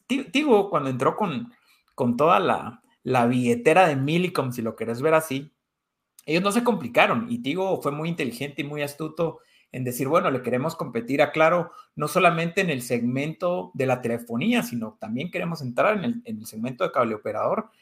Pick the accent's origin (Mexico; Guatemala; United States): Guatemala; also born or lived in Spain; como guatemaltecos